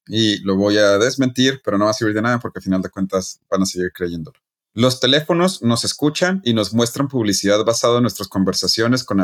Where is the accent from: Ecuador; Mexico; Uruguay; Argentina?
Mexico; Chihuahua; yo eh, soy de Chihuahua, no